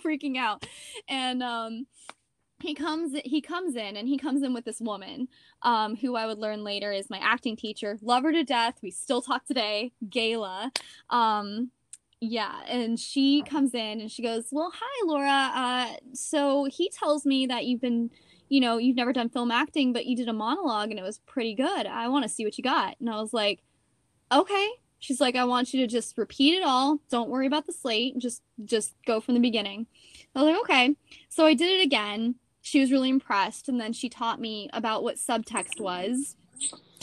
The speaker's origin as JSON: {"language": "English", "town": "Steamboat Springs", "region": "Colorado", "country": "United States", "also_born_or_lived": "San Diego", "moved": "yes", "said": "I'm from Steamboat Springs, Colorado"}